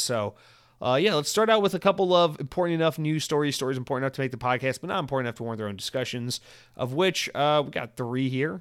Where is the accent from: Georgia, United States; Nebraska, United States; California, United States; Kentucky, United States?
Georgia, United States; also born or lived in Atlanta; now in Florida, United States; I grew up in Georgia and we had Publix everywhere